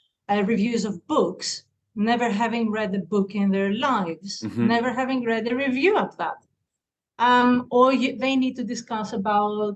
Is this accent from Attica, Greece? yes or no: yes; Athens, Attica, Greece; English is a second language; I'm from Greece, Athens